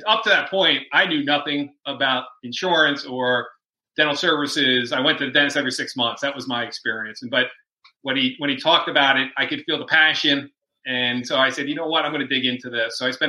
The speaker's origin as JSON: {"language": "English", "region": "Pennsylvania", "country": "United States", "said": "From outside Philadelphia."}